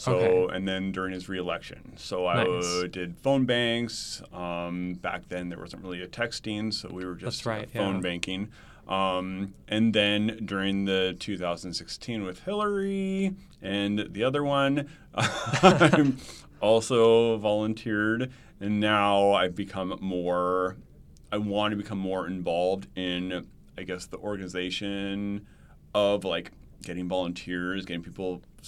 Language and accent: English; Montana, United States; now in Arizona, United States; So I was in Montana. So I grew up in Montana.